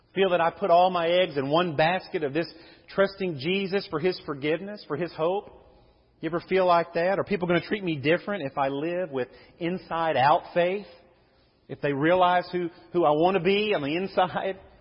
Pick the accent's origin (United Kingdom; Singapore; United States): United States; growing up in Levy